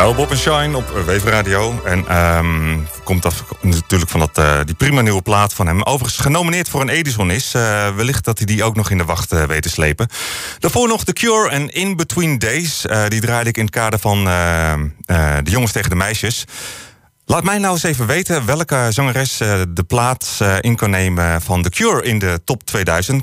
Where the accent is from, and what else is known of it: Netherlands